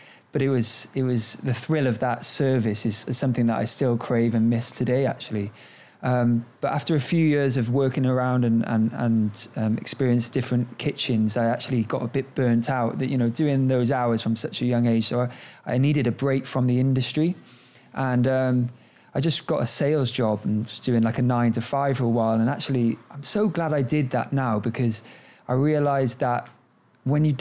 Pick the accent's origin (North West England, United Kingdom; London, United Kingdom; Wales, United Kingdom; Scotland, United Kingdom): Wales, United Kingdom; Cardiff; I grew up in Cardiff in Wales. I'm very proud to be Welsh